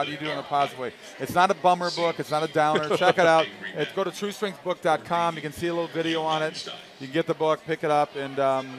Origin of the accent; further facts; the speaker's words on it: Minnesota, United States; moved away; I'm a Norwegian boy. I'm from Minnesota. It's filled with Vikings.